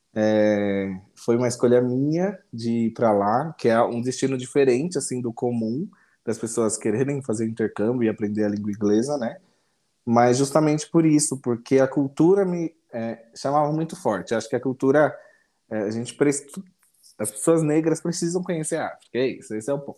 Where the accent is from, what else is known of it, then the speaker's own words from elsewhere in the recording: São Paulo, Brazil; eu sou de São Paulo, São Paulo capital, mas atualmente eu moro no interior de São Paulo, numa cidade pequena chamada Guaí